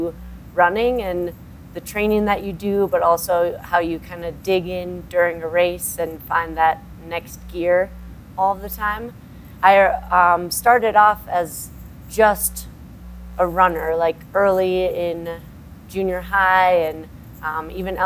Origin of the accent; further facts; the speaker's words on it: Minnesota, United States; now in Colorado, United States; We're both from Minnesota